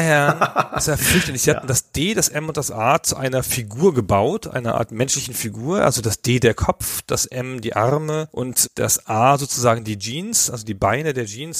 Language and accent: German; Karlsruhe, Baden-Württemberg, Germany; ich komme aus Karlsruhe